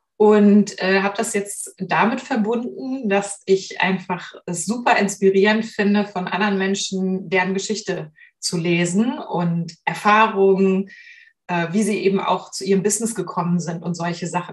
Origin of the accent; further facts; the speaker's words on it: Hamburg, Germany; habe Literatur studiert in Hamburg, in meiner Geburtsstadt